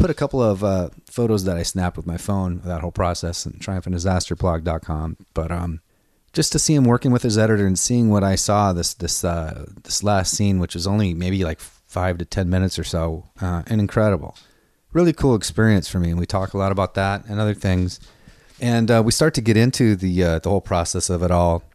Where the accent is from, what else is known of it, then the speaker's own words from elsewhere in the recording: Seattle, Washington, United States; now in Los Angeles, United States; I'm from Seattle